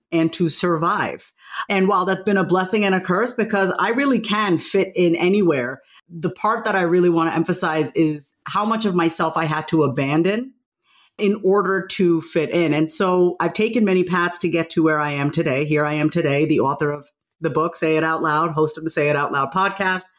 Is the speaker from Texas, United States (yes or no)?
no; Long Island, New York, United States; I grew up on Long Island, New York.